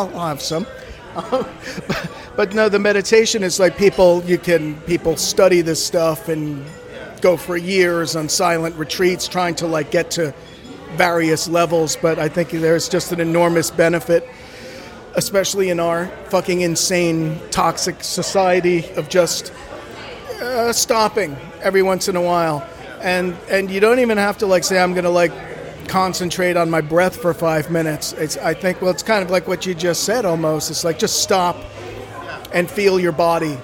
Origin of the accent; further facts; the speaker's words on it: outside of Providence, Rhode Island, United States; moved away; I grew up outside of Providence, Rhode Island